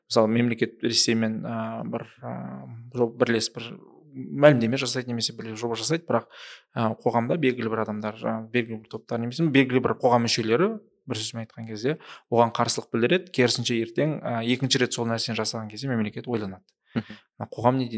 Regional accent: Shymkent, Kazakhstan; мен өзім өзім шымкент қаласының шымкент қаласының тумасымын түркістан облысының тумасымын

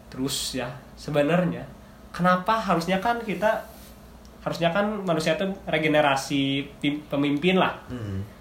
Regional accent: Indonesia; accent: Indonesian; mereka nggak mempermasalahin kayak aksen gua gimana hmm. aksen dianya yang penting dia ngerti gua ngerti udah Indonesia iya. ya aksen Indonesia men

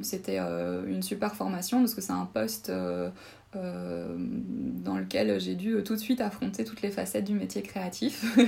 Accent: Charleroi, Wallonia, Belgium; moved away as an adult; also born or lived in Namur / Mons / Brussels; now in Luxembourg City, Luxembourg; je viens euh, personnellement de la région de Charleroi.

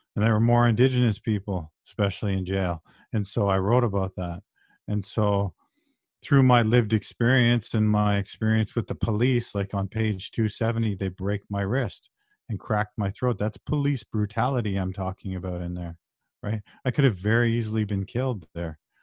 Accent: Brampton, Ontario, Canada; I was raised in Brampton

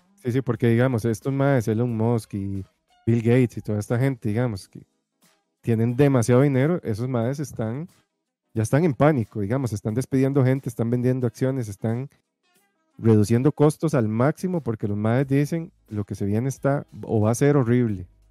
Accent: Costa Rica; uno como tico es muy achantado, muy, muy relajado

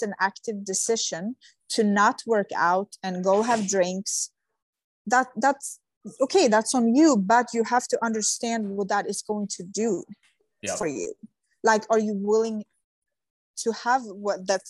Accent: Sweden; moved away; I come from Sweden

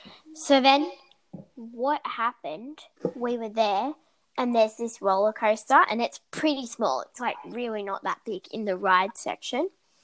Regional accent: United States; I'm American

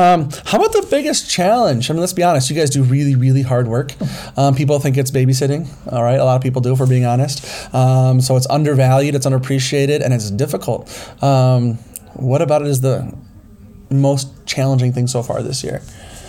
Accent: Minneapolis, Minnesota, United States; I mean, I came from Minneapolis.

